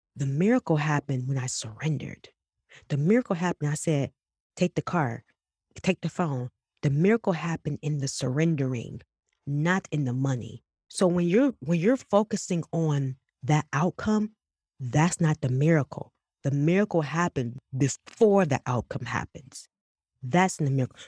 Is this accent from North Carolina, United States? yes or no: no; Detroit, Michigan, United States; I'm from West Side, I'm from Eight Mile